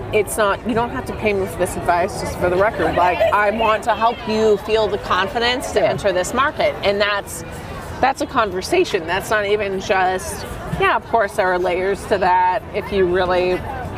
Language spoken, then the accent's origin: English; United States; as a American